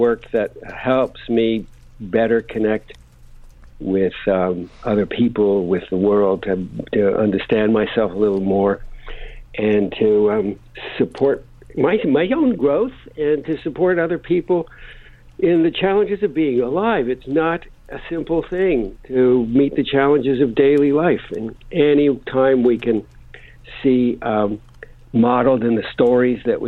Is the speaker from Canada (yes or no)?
yes; Canada; now in Malibu, United States; I just love being back here in Canada. I'm Canadian. I've been away for a few years